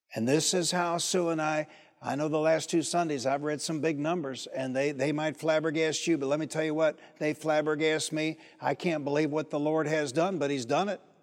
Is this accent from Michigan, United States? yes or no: yes; Detroit, Michigan, United States; also born or lived in Highland Park, Michigan; I'm from Detroit.